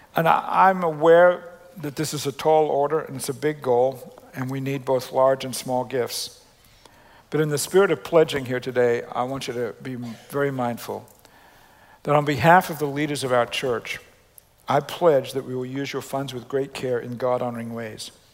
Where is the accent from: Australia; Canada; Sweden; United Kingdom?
Australia; the way I grew up spelling it in Australia